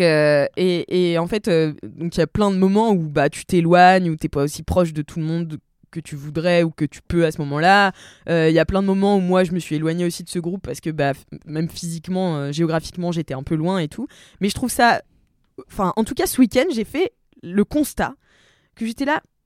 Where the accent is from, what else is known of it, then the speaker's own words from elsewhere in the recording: Nantes, Pays de la Loire, France; je viens de Nantes